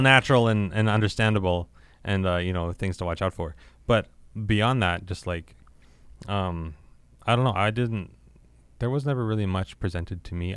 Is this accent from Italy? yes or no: no; Regina, Saskatchewan, Canada; I grew up here in Regina